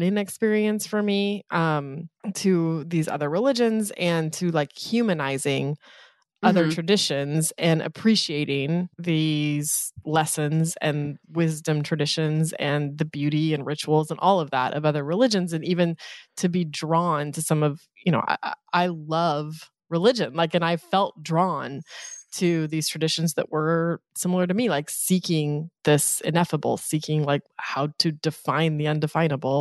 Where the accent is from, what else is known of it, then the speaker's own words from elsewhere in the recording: Eastern Colorado, United States; now in New York City, United States; the towns that I grew up in Eastern Colorado